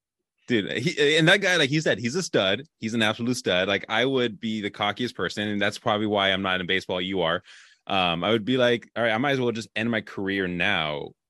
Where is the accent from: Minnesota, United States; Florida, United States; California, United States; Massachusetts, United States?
California, United States; I grew up in California